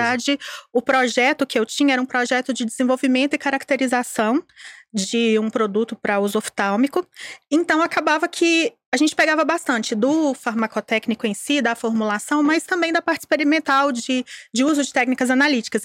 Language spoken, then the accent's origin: Portuguese; Caraí, Minas Gerais, Brazil; eu sou mineira, sou de uma cidade do interior. É, a minha cidade fica no Vale do Jequitinhonha, chama Caraí, tem 20 mil habitantes